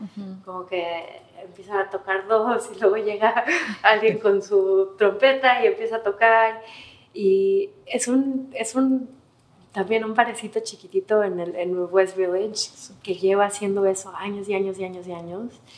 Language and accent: Spanish; Mexico; moved away as an adult; now in New York, United States; ahí nací, ahí crecí